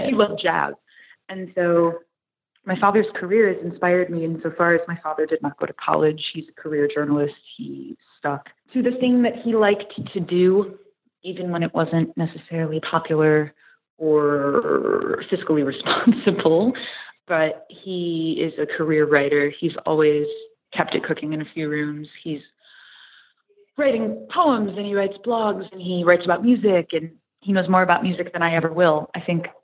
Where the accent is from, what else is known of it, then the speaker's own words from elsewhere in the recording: Watertown, New York, United States; accent: Canadian; moved away as an adult; also born or lived in Syracuse, New York / Potsdam, New York; now in New York City, United States; I'm from upstate New York. I'm from a town that's about an hour and a half north of Syracuse called Watertown